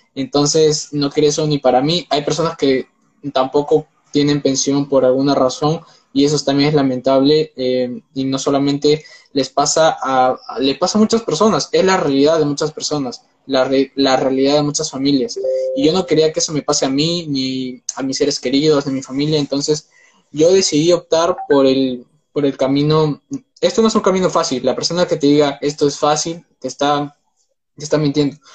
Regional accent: Peru; tengo 19 años, soy de Perú

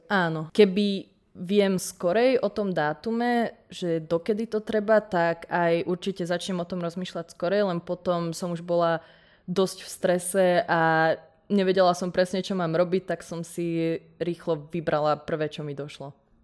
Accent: Nitra, Nitra Region, Slovakia; ja som z Nitry a o ukf tým pádom som vedela odjak živa

